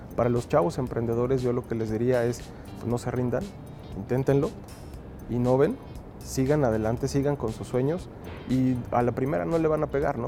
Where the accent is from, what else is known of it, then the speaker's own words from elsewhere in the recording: Mexico; tenemos como mexicanos